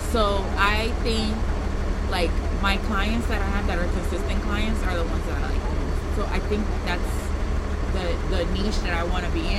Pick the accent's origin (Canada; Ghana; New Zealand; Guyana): Ghana; now in New York, United States; So I'm, I'm originally from Ghana.